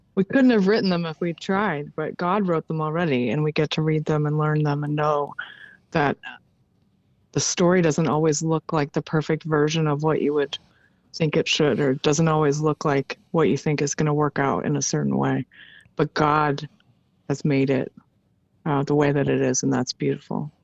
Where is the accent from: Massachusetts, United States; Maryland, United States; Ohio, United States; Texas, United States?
Maryland, United States; moved away; I was raised in Maryland